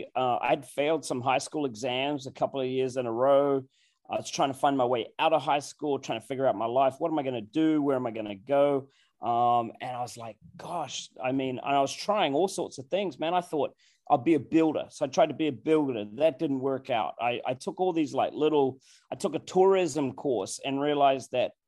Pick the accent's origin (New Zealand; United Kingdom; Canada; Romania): New Zealand; now in Virginia, United States